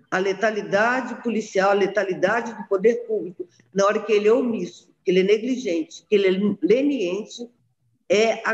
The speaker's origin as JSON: {"language": "Portuguese", "town": "Brasília", "region": "Federal District", "country": "Brazil", "tie": "born or raised there", "also_born_or_lived": "Rio de Janeiro", "said": "Eu nasci no Rio, mas eu gosto demais dessa cidade. Eu acho que todas as minhas experiências de vida estão aqui né? Aqui eu cresci, uh, estudei, uh, trabalhei, me casei, tive meus filhos, tudo aqui."}